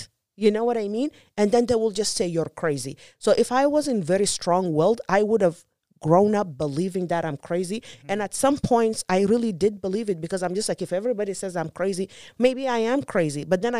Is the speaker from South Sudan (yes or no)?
yes; South Sudan; And growing up in South Sudan, and that's where I came up with my statistic